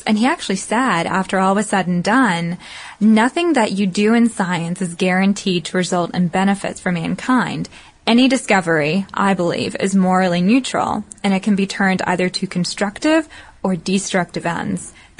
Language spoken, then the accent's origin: English; the South, United States; accent: Southern; My southern accent gets in my way sometimes, the internet.